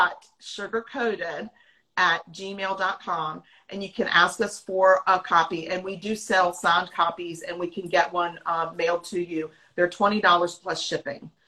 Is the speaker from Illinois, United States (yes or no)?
no; Virginia, United States; now in South Carolina, United States; Our hometown where we grew up is in Virginia. And we live in South Carolina now.